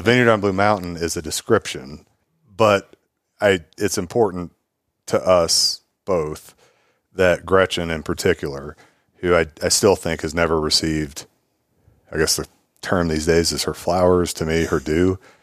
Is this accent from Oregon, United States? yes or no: yes; Willamette Valley, Oregon, United States; now in Austin, United States; I'm from the Willamette Valley